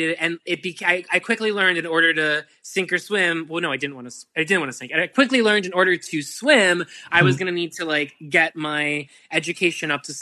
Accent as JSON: {"language": "English", "town": "Pittsburgh", "region": "Pennsylvania", "country": "United States", "moved": "yes", "said": "I'm from Pittsburgh"}